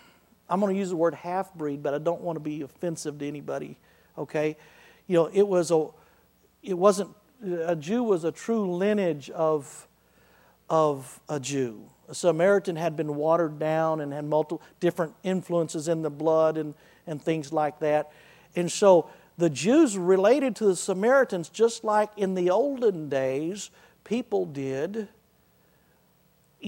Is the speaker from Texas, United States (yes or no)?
yes; Wichita Falls, Texas, United States; I was raised Southern Baptist in Wichita Falls, Texas